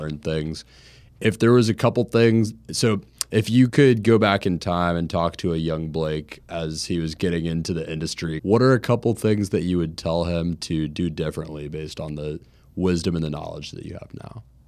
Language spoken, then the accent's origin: English; Jacksonville, Florida, United States; growing up in Jacksonville